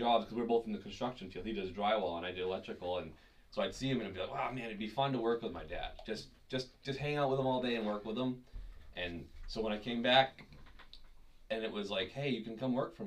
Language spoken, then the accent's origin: English; Rindge, New Hampshire, United States; moved away as an adult; also born or lived in Fitchburg, Massachusetts / Georgia; been living here in this small town for, well, most of my life